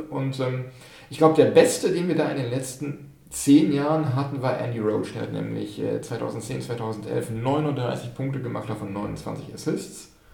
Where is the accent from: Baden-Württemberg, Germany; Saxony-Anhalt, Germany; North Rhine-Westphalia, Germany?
North Rhine-Westphalia, Germany; Dortmund; komme aus dem Ruhrgebiet, geboren in Dortmund.